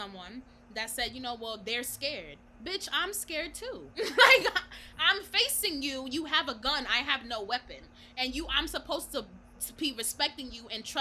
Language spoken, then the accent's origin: English; New York, United States; I'm from New York